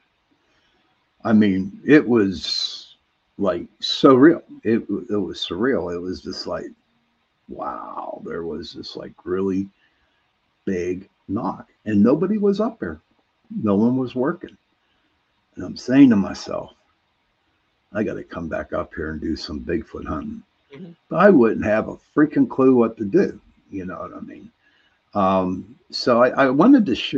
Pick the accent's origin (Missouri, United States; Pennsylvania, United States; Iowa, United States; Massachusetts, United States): Pennsylvania, United States; Pittsburgh; I'm from Pittsburgh. You know, our accents are pretty bad up here